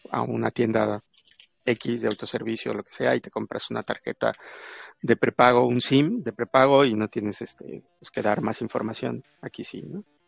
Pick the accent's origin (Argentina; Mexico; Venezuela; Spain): Mexico; yo soy de mexicano